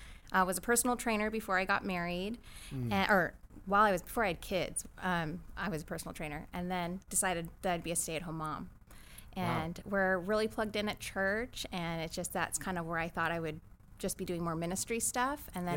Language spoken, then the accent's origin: English; Claremont, California, United States; also born or lived in San Diego, California; I grew up in Claremont, California.